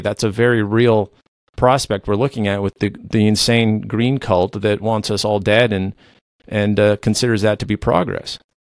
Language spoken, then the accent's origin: English; Canada; first language Low German; English is a second language; I am a Canadian independent researcher and author